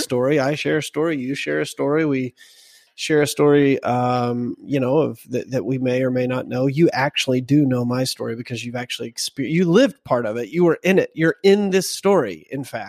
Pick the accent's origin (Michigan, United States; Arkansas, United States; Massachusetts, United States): Arkansas, United States; I'm from Arkansas